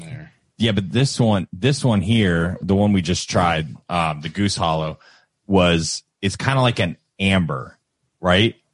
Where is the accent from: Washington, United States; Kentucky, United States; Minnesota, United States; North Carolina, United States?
Kentucky, United States; we're from Kentucky